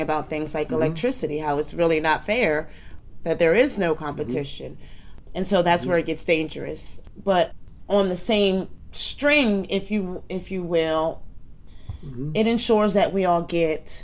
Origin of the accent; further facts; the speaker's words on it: New Jersey, United States; I'm born and raised in New Jersey.